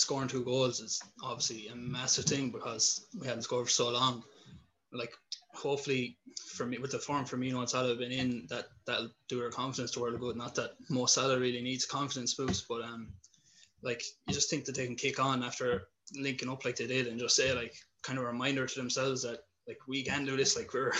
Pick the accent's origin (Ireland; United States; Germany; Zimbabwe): Ireland; accent: Irish; We'll see which one takes off. So I'm obviously from Ireland, if you haven't got the accent.